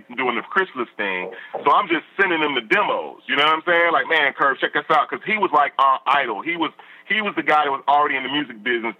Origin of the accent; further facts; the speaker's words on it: Chicago, Illinois, United States; now I'm from the South Side.